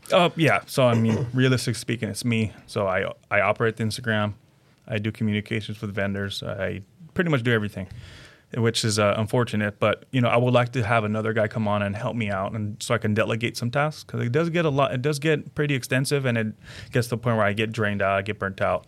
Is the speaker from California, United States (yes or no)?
yes; California, United States; I grew up in California until I joined the army